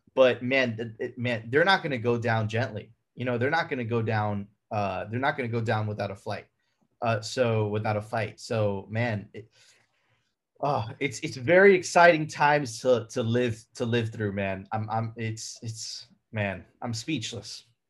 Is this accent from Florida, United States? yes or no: yes; Miami, Florida, United States; also born or lived in Venezuela; I grew up in Miami, but my family is, is, is originally from Venezuela. I lived my younger, ve, my very young years in Venezuela